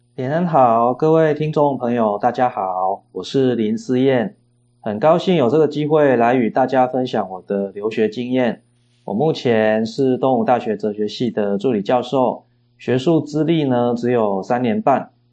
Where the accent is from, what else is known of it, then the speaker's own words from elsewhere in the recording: Chiayi, Taiwan; also born or lived in Auckland, New Zealand; 我的故乡嘉义